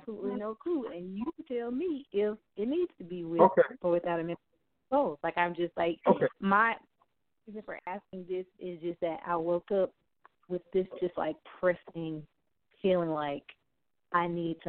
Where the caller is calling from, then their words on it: Houston, Texas, United States; This is … again from Houston.